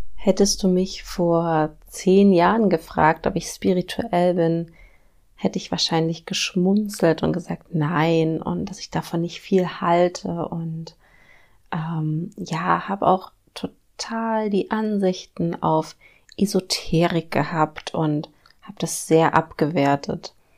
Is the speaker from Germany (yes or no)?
yes; Germany; wir als Deutschen, als Deutsche religiös erzogen werden